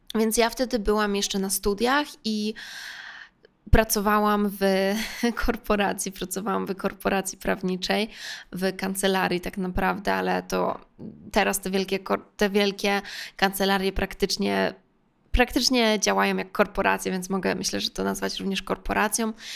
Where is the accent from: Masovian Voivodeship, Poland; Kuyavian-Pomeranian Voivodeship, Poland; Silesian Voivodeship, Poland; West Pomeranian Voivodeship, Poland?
Masovian Voivodeship, Poland; Warsaw; Więc jestem z Warszawy